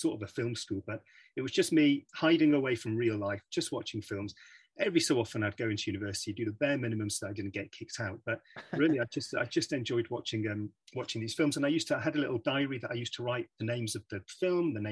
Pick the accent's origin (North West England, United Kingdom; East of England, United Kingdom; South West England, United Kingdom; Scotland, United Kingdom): North West England, United Kingdom; Manchester; moved away as an adult; now in London, United Kingdom; I was born and bred in Manchester, so I was kind of grew up in Manchester